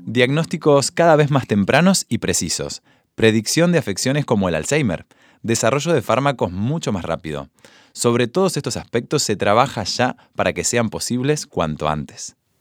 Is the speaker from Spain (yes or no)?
no; Argentina